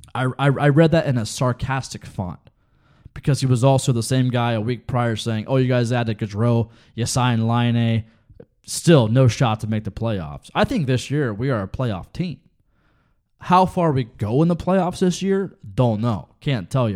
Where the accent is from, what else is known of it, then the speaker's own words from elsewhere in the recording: Ohio, United States; We're both from Ohio.